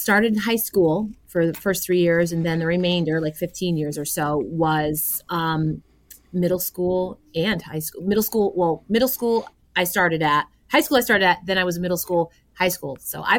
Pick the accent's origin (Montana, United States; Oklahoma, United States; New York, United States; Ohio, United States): New York, United States; Southern Tier; I am from the Southern Tier region of New York State. I live in Oneonta.